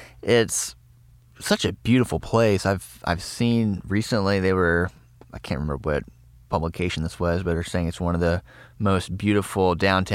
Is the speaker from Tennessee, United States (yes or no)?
yes; East Tennessee, United States; I grew up in East Tennessee